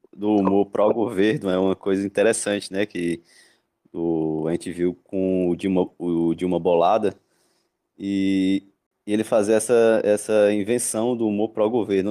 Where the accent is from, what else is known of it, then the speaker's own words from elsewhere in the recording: Ceará, Brazil; Aqui no, no Ceará, de onde, de onde eu sou